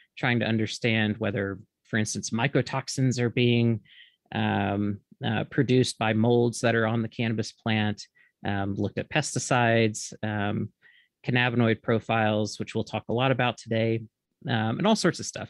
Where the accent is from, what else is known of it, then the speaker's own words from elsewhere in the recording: Mississippi, United States; moved away as an adult; also born or lived in Oregon; originally I'm from Mississippi